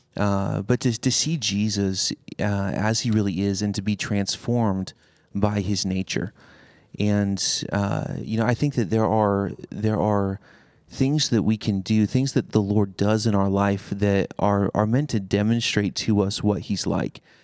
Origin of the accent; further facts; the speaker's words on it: Seattle, Washington, United States; now in Cleveland, United States; I'm originally a, a West Coaster. I grew up in Seattle.